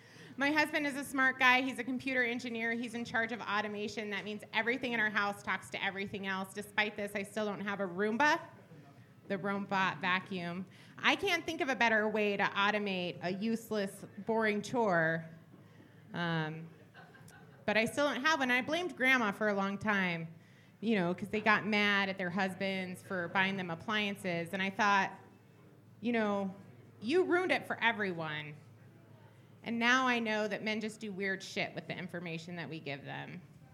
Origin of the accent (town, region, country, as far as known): Phoenix, Arizona, United States